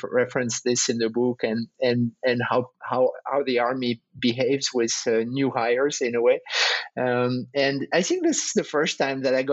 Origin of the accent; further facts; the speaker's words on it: northern France, France; also born or lived in Paris; Born and raised in France, north of France, studied in Paris